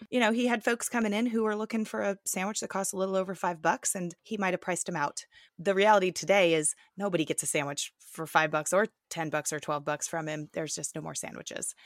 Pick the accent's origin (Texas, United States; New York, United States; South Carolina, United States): Texas, United States; Plano; I grew up in Plano